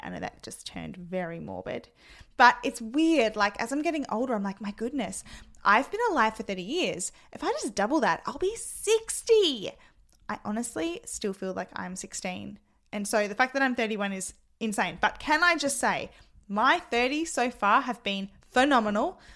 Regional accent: Adelaide, South Australia, Australia; I am from Adelaide, South Australia

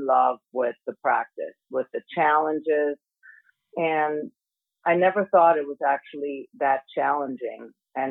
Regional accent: Germany; moved away as an adult; also born or lived in Miami / Boston; I'm originally born and raised in Germany

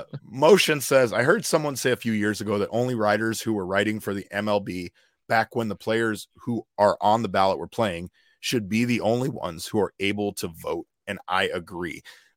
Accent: Puerto Rico; I'm Puerto Rican.

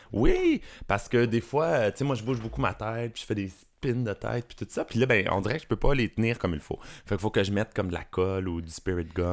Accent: Rive-Sud, Quebec, Canada; also born or lived in Beauport, Quebec City; je suis né à Québec. J'ai déménagé ça arrive sud quand j'étais jeune, mais je suis né à Québec, imagine. Beauport

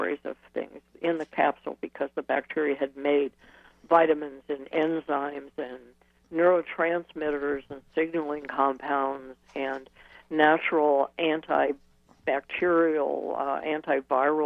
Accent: Ohio, United States; moved away; also born or lived in Wisconsin; I came from Ohio

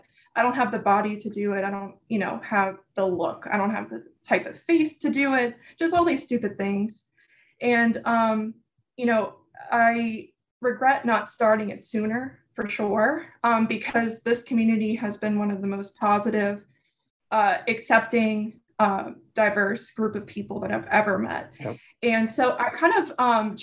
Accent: New Orleans, Louisiana, United States; I am born and raised in New Orleans

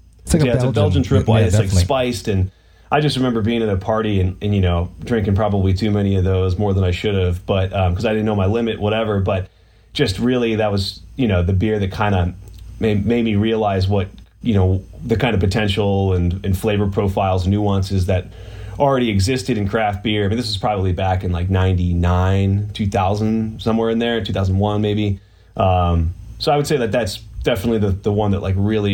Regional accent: Pittsburgh, Pennsylvania, United States; moved away; I'm actually from Pittsburgh, Pennsylvania, originally. I'm on my like 2-week vacation. I'm actually in the room that I grew up

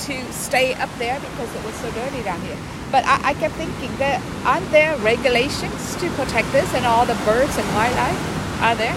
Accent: San Diego, California, United States; I grew up in Southern California in San Diego

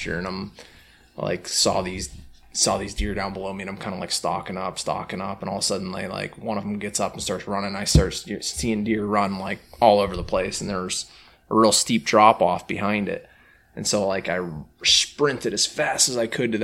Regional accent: Pennsylvania, United States; moved away as an adult; also born or lived in New York; So I remember when I first moved to New York State, I grew up in Pennsylvania

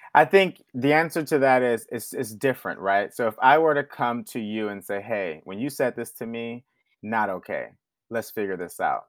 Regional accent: Houston, Texas, United States; But I'm from the South. I'm from Houston

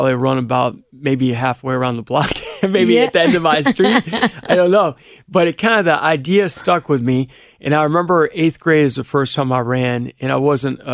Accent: Cleveland, Ohio, United States; now in Cincinnati, United States; I grew up in Cleveland.

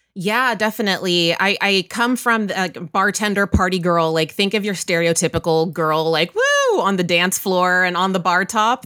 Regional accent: Waco, Texas, United States; moved away as an adult; now in New York, United States; I grew up in Central Texas, Waco, Texas, and then I moved to New York

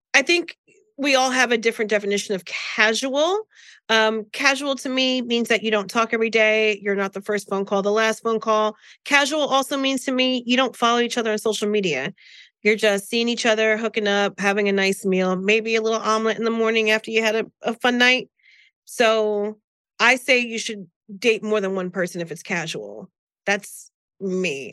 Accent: New Jersey, United States; I'm from Jersey

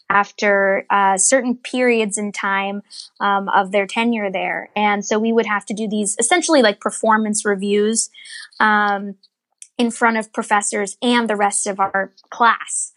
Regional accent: Northern Virginia, United States; I grew up in Virginia, Northern Virginia

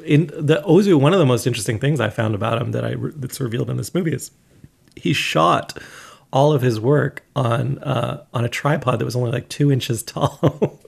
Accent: Canada; as a Canadian

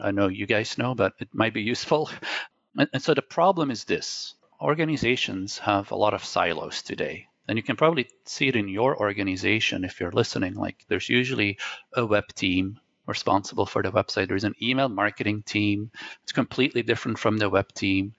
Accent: Belgium; first language Dutch; English is a second language; I was born in Belgium, as I mentioned, so my native language is Dutch, my second language is French, and actually my third language is English

